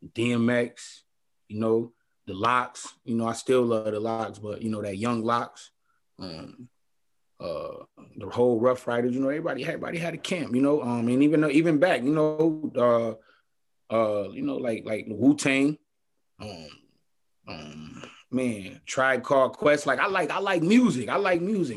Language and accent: English; Buffalo, New York, United States; I grew up on Warren Street